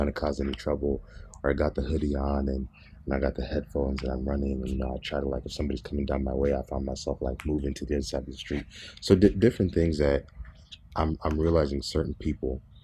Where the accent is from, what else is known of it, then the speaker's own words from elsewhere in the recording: Berrien Springs, Michigan, United States; I grew up in Southwest Michigan, as you know, and growing up here in Southwest Michigan in Barron Springs